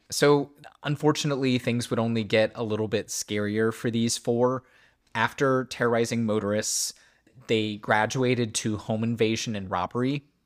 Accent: near Hollandsburg, West Central Indiana, United States; very near my hometown

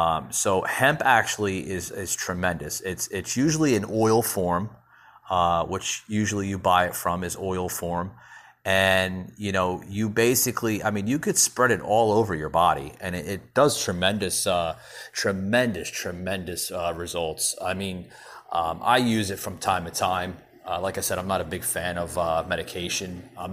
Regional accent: New Jersey, United States; this guy I grew up with up in New Jersey.

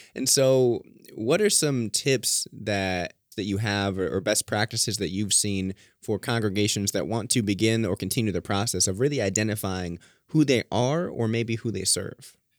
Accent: Merrillville, Indiana, United States; I grew up in Maryville.

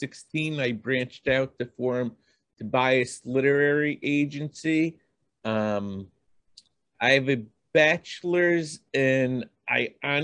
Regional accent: Boston, Massachusetts, United States; So, you know, I'm from Boston, lived all over. That's the story of me.

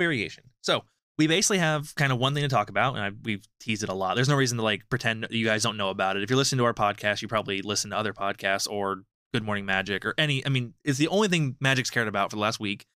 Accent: United States; as an American

